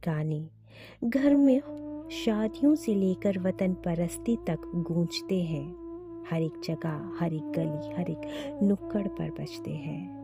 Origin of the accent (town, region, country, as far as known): India